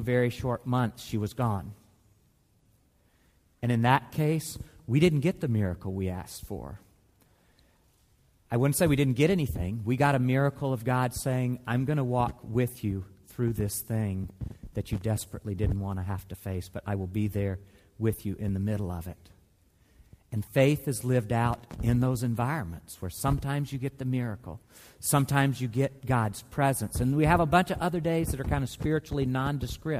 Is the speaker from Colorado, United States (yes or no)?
no; Mississippi, United States; moved away; my home state of Mississippi